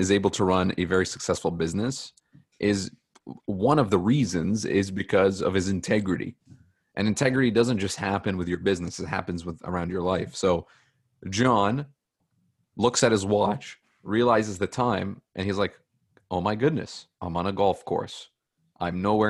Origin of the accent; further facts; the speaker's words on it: Toronto, Ontario, Canada; I'm a Canadian. I'm a real Etobicoke. Canadian